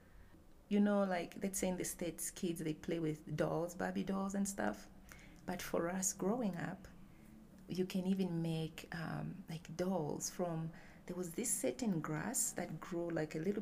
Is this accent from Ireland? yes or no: no; Zambia; moved away; I was born in Zambia. Zambia is southern Africa, like south central. It's a landlocked country. I am the 11th child. We are all together 14. My village is Chipushi village.